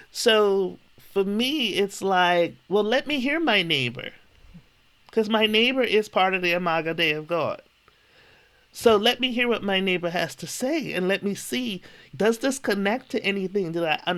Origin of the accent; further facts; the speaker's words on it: Bermuda; I grew up in Bermuda.